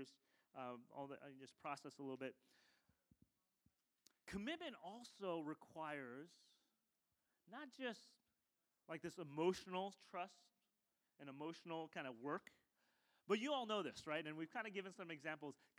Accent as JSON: {"language": "English", "country": "United States", "tie": "born or raised there", "said": "I was born in the States"}